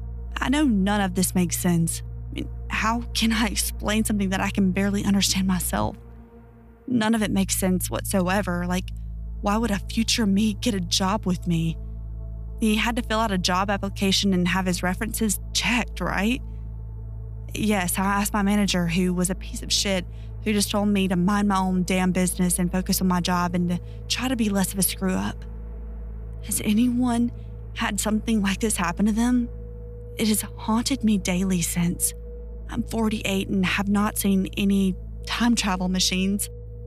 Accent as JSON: {"language": "English", "region": "Ohio", "country": "United States", "tie": "born or raised there"}